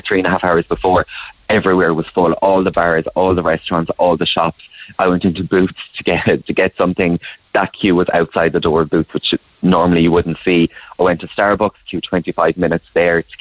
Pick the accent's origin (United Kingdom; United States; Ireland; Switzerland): Ireland; Clare, Munster; I'm from Clare, and I would fly out of Shannon where possible